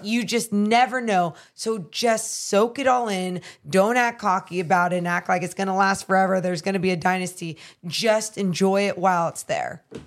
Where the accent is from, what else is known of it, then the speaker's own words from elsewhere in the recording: Sacramento, California, United States; my hometown team